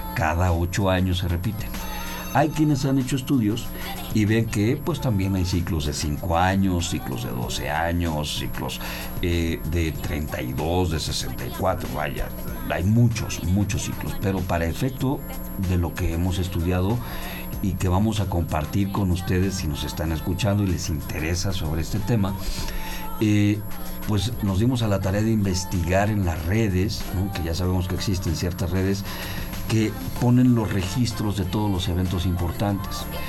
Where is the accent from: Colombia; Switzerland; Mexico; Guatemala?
Mexico; como mexicanos